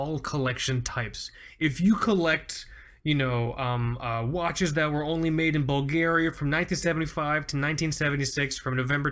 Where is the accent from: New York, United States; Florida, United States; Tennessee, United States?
Florida, United States; Fort Lauderdale; growing up on Fort Lauderdale Beach